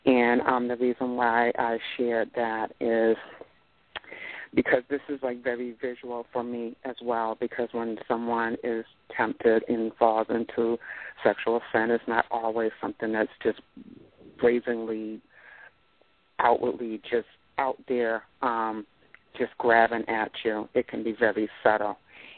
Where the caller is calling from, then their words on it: Boston, Massachusetts, United States; I'm calling from Boston, Massachusetts, Tattletown.